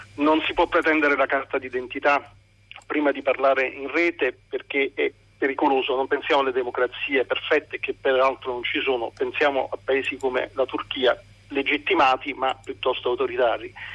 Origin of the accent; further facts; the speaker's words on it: Turin, Piedmont, Italy; in questo momento chiamo dal mare, ma in realtà sono torinese.